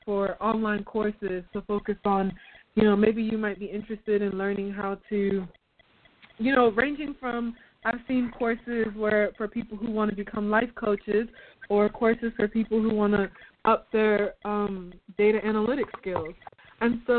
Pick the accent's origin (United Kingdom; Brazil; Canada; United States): United States; North Carolina; moved away as an adult; also born or lived in Uganda; I'm from North Carolina, and I found my way back here because we were evacuated